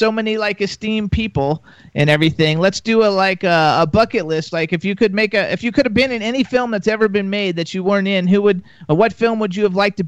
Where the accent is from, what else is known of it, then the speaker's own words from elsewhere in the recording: Florida, United States; I'm from Florida